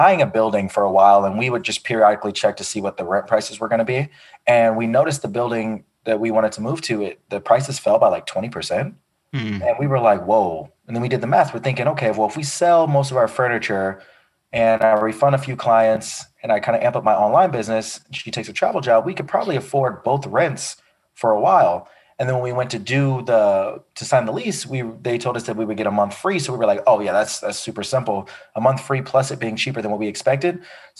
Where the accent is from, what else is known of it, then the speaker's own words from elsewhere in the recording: Chicago, Illinois, United States; now in Los Angeles, United States; Yeah, I'm from Chicago originally. I'm a military brat, so I've lived all over the country.